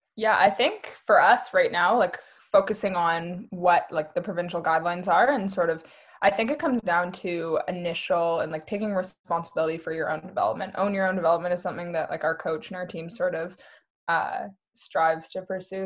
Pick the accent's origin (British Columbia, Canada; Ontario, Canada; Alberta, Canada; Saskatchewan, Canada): British Columbia, Canada; Vancouver; moved away as an adult; now in Kingston, Canada; I'm from Vancouver, BC originally